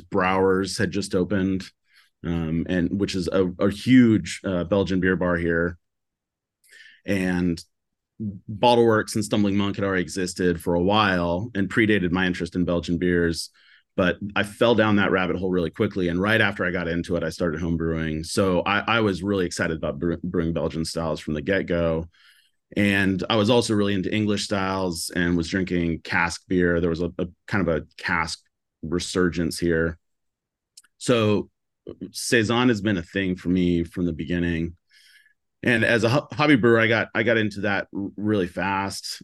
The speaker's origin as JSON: {"language": "English", "town": "Seattle", "region": "Washington", "country": "United States", "tie": "born or raised there", "also_born_or_lived": "California", "said": "I'm from Seattle, like, born and raised"}